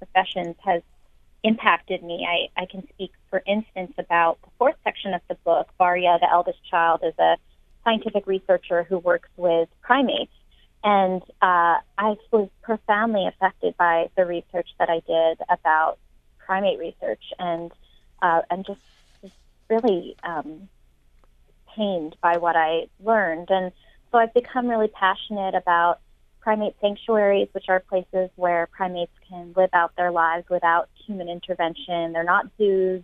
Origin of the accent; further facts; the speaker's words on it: San Francisco, California, United States; I'm from San Francisco myself